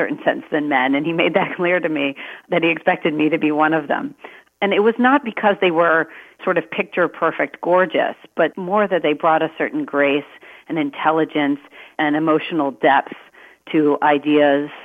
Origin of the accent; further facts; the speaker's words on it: Maryland, United States; I was born in Maryland.